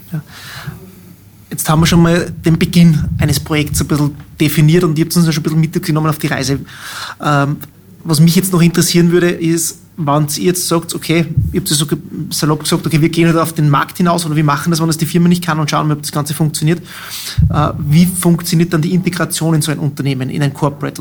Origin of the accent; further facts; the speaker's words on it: Salzkammergut, Austria; accent: Salzkammergut German; mit meinem Salzkammergut Deutsch